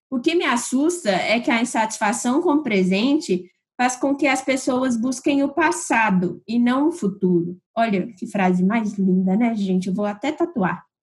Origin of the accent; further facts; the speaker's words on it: Brazil; como bons brasileiros que somos